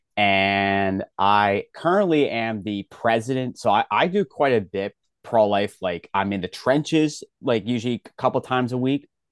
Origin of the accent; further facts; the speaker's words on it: Philadelphia, Pennsylvania, United States; I'm born and raised in Philadelphia